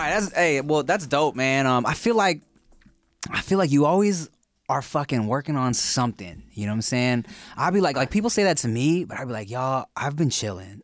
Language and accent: English; Long Beach, California, United States; also born or lived in Billings, Montana / Paramount, California; I've been in Long Beach and, uh, spent my, like, young adult life in Paramount from, like, high school upwards